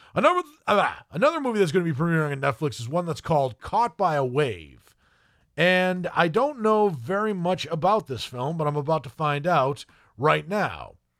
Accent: United States; an American

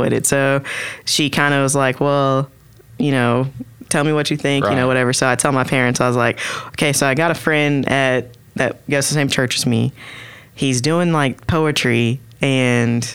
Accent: Oklahoma City, Oklahoma, United States; Born and raised in Oklahoma City

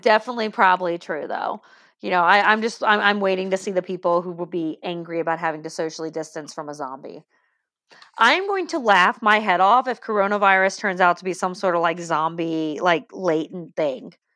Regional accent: Deep South, United States; accent: deep south; I'm deep south

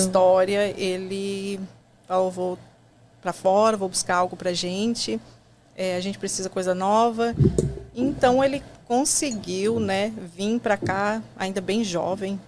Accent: Criciúma, Santa Catarina, Brazil; moved away as an adult; now in United States; Eu sou catarinense, né? Nasci em Criciúma, um lugarzinho pequeno lá de Santa Catarina

